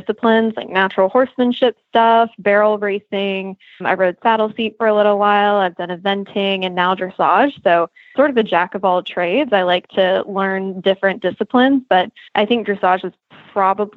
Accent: Lexington, Kentucky, United States; now in Washington, DC, United States; I'm from Lexington originally

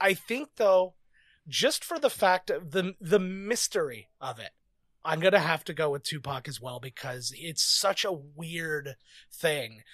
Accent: Canada; I'm Canadian

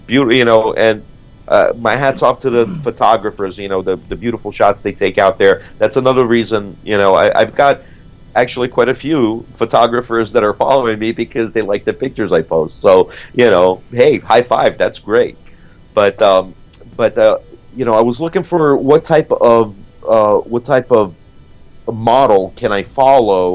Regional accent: New York City, New York, United States; moved away; also born or lived in South Florida; growing up in New York City and living in South Florida

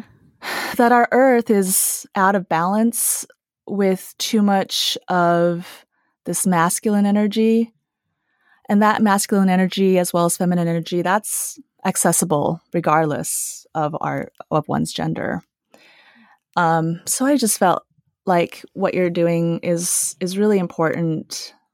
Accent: United States; also born or lived in Taiwan / Utah / California / Los Angeles; I was five when I immigrated to the U S, and I grew up in Utah and California

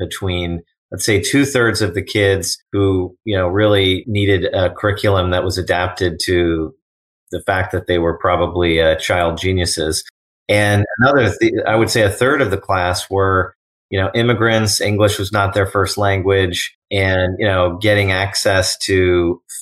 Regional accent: Oakland, California, United States; also born or lived in Berkeley / Palo Alto; I'm from the greater San Francisco Bay Area. I was born in Berkeley, raised in Oakland

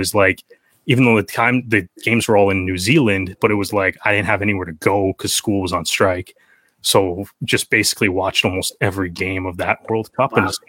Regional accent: Oshawa, Ontario, Canada; also born or lived in Brampton; Yeah, like I'm from Oshawa originally, moved, and I've kind of moved around a little bit. But when I was in high school, I was actually in Brampton.

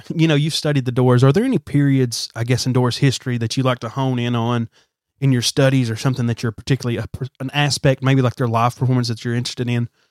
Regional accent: Alabama, United States; growing up in the South, I don't know about you, in the South, in Alabama

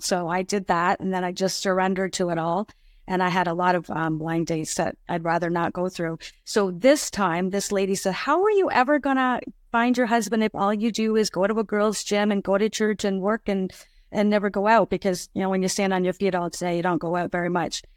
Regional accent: Ottawa, Ontario, Canada; moved away as an adult; now in Niagara region, Canada; I grew up around the Ottawa area

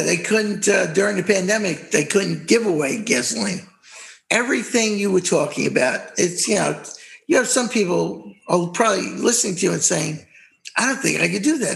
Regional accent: New York, United States; moved away; we're New Yorkers, New York. We're from New York originally

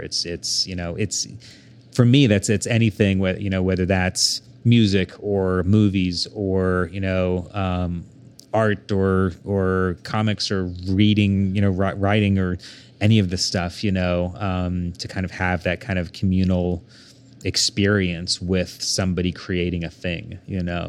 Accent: Bethany, Oklahoma, United States; also born or lived in Saint Louis, Missouri; growing up in Bethany, Oklahoma

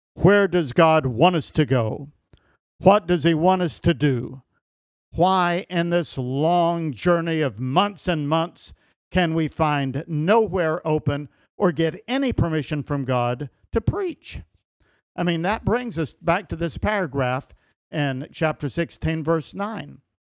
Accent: Elizabethton, Tennessee, United States; I grew up in Carter County, Tennessee, in the town of Elizabethton

